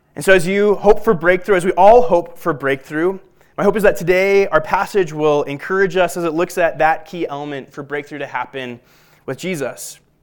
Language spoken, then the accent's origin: English; Littleton, Colorado, United States; I'm a Colorado native, as is my wife. I grew up in Littleton